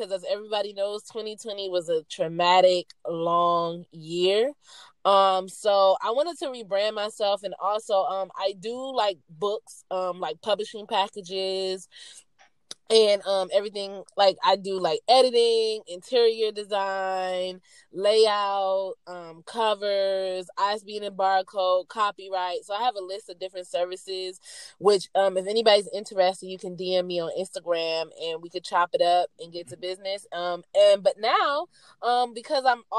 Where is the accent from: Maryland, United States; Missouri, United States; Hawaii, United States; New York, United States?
Maryland, United States; moved away as an adult; now in Atlanta, United States; I am originally from Maryland, but right now I reside in Atlanta, Georgia. I've been here for 3 years